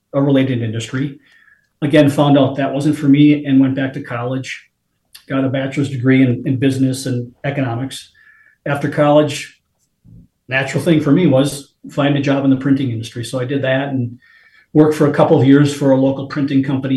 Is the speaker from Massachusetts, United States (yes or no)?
no; Appleton, Wisconsin, United States; growing up in Wisconsin, Appleton, Wisconsin